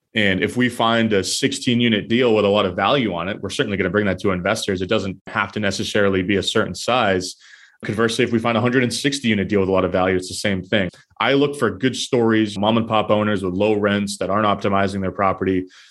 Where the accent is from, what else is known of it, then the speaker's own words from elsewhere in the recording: New Hampshire, United States; now in Boston, United States; I grew up in New Hampshire and I'm currently live in Boston